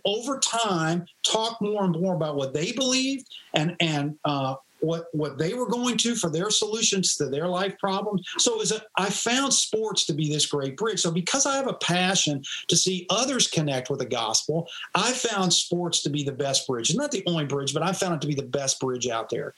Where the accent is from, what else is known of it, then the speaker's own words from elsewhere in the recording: Louisville, Kentucky, United States; also born or lived in East Tennessee; now in Charlotte, United States; I grew up in Louisville, Kentucky